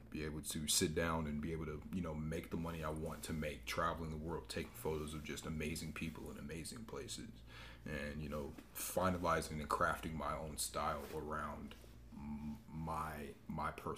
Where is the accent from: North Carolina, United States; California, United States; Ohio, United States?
North Carolina, United States; Greensboro; I'm from Greensboro